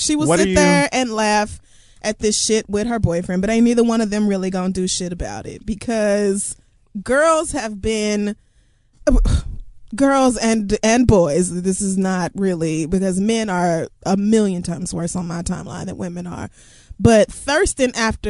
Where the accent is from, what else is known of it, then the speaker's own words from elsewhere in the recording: Oklahoma, United States; I grew up in Oklahoma, so every